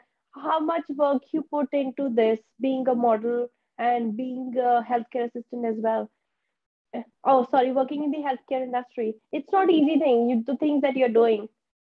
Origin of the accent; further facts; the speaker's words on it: India; now in New Zealand; have never been back to India. And people ask me why. And I'm like, I don't like India.